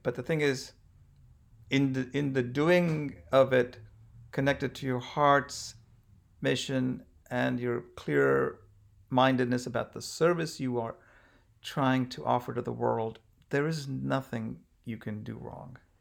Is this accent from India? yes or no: yes; India; moved away; I'm obviously from India